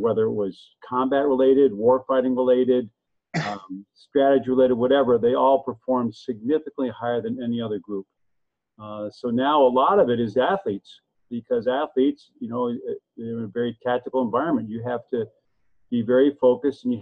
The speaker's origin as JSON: {"language": "English", "town": "Evanston", "region": "Illinois", "country": "United States", "said": "I'm actually just outside of Chicago in a town called Evanston"}